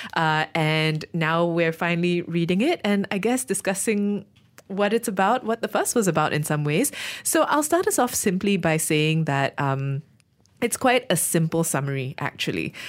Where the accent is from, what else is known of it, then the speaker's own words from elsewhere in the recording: Malaysia; we're Malaysian